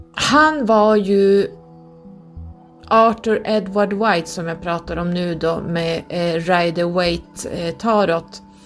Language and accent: Swedish; Norrland, Sweden; accent: northern dialect; min dialekt så jag säger tarot som vi säger här uppe i norr